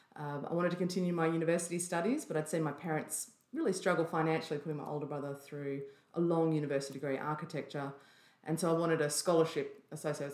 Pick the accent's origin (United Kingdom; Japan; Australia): Australia; Byron Bay, New South Wales; grew up in a little place called Austinville, which is just in the hinterland of Byron Bay